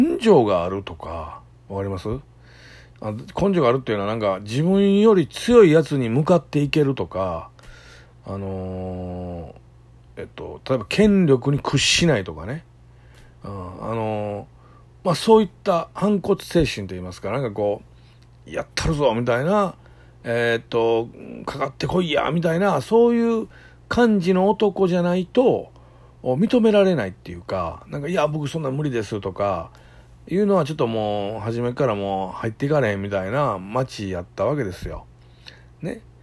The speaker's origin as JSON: {"language": "Japanese", "town": "Kobe", "region": "Hyogo", "country": "Japan", "tie": "born or raised there", "said": "僕神戸のとあるね超超超超下町で生まれました。"}